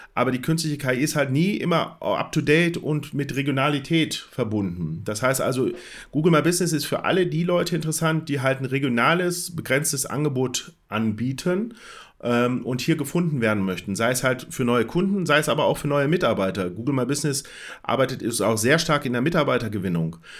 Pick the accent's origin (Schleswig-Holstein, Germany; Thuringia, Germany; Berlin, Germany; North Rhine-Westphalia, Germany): North Rhine-Westphalia, Germany; Bielefeld; ich komme aus Bielefeld, ähm, das Büro ist in Herford